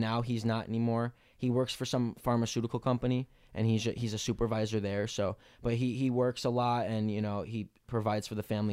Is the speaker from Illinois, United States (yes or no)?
yes; Melrose Park, Illinois, United States; I grew up in Melrose Park, Illinois